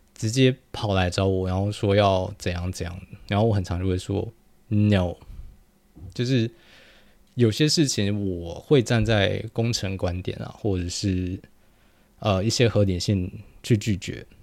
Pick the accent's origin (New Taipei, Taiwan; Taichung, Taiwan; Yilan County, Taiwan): New Taipei, Taiwan; 我是在很猛的新北长大